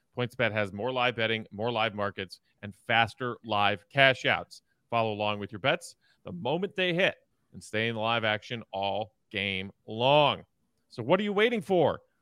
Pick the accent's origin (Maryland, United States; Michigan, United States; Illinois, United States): Illinois, United States; Chicago suburbs; now in Chicago, United States; grew up in the suburbs and now lives in Chicago